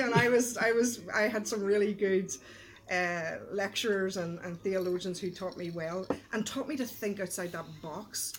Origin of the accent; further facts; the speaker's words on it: Belfast, Northern Ireland, United Kingdom; I grew up in East Belfast